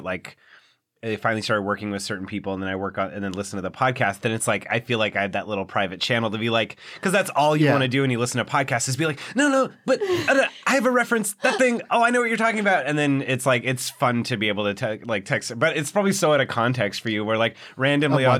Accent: Orange County, California, United States; now in Los Angeles, United States; there was a Virgin Megastore where I grew up in Orange County

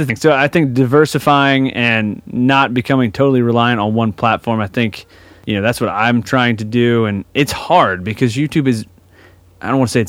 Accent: Atlanta, Georgia, United States; I'm from Atlanta.

